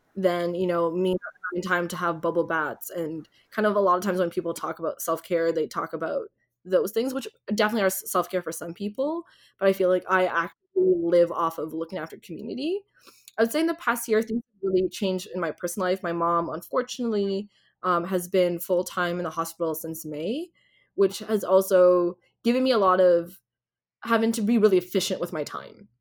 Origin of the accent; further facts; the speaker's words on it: Ontario, Canada; I grew up in Ontario